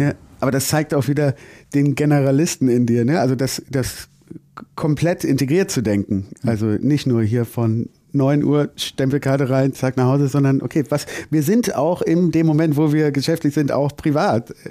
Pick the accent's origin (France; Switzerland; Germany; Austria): Germany; bei uns in Deutschland